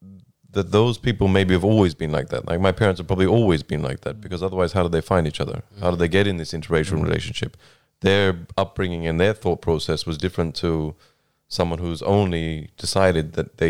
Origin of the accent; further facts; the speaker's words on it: Australia; growing up in Australia as well is quite different because there's multiculturalism everywhere.